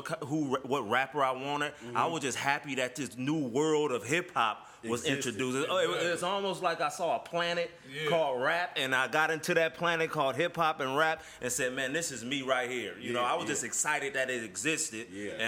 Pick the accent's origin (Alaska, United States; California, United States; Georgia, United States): California, United States; Oakland; East Oakland, born and raised.